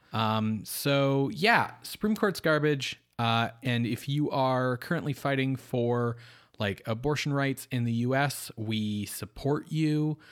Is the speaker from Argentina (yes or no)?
no; Canada; what does it mean to be Canadian? We're like, it's, we're not American